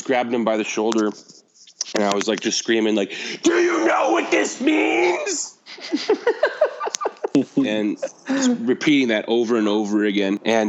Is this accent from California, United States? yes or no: yes; California, United States; I grew up in California